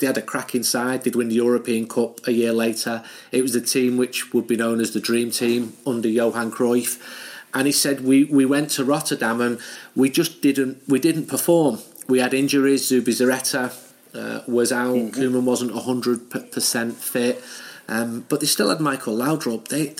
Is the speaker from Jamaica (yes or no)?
no; Manchester, North West England, United Kingdom; moved away as an adult; now in Barcelona, Spain; I'm in Barcelona now. I'm from Manchester, but I've divided my time between Barcelona and Manchester for the last 20 years.